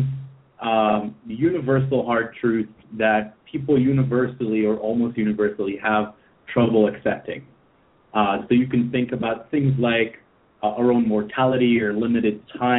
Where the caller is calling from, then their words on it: Tel Aviv, Tel Aviv District, Israel; I'm calling in from Tel Aviv.